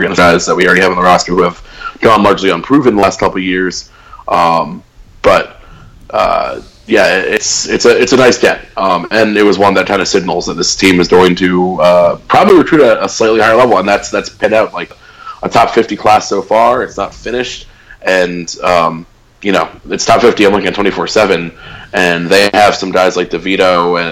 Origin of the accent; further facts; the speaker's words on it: Stamford, Connecticut, United States; moved away; my hometown, Half Full Brewery, which is in my hometown of Stanford